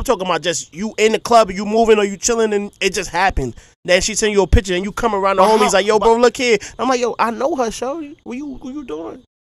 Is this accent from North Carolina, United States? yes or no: no; Philadelphia, Pennsylvania, United States; moved away; I'm from Philly